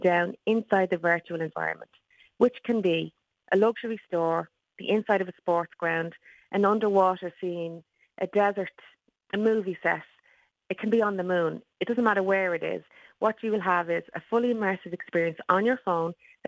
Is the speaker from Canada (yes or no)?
no; Dublin, Leinster, Ireland; also born or lived in Sheffield; I am from Tallaght in Dublin